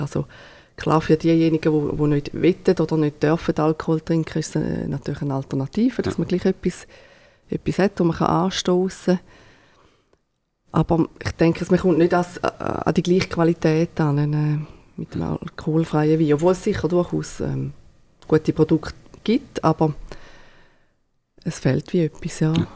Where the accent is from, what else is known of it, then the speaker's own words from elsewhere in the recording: Thurgau, Switzerland; now in Neftenbach, Switzerland; ursprünglich äh, sind wir aus dem Thurgau, haben wir noch äh, Rebland äh, im Thurgau